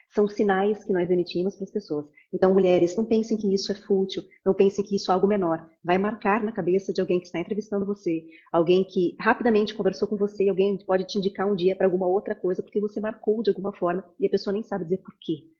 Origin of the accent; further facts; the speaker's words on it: Jaraguá do Sul, Santa Catarina, Brazil; moved away as an adult; also born or lived in Barcelona, Spain; now in Blumenau, Brazil; sou de Aragua do Sul, mas vim aqui para a FURB fazer publicidade e propaganda